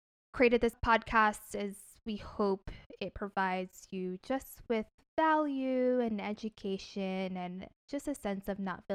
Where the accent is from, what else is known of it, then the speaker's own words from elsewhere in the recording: New Jersey, United States; moved away as an adult; also born or lived in Seattle, United States; now in Los Angeles, United States; I'm originally from New Jersey